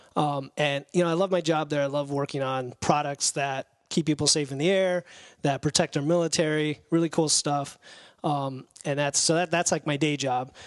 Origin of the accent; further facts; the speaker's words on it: Florida, United States; moved away as an adult; also born or lived in New York; now in Windsor Locks, United States; we grew up in Florida